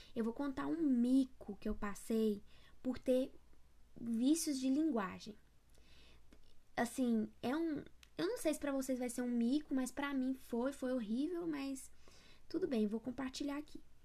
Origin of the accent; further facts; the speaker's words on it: interior of Goiás, Brazil; eu sou do interior do interior de Goiás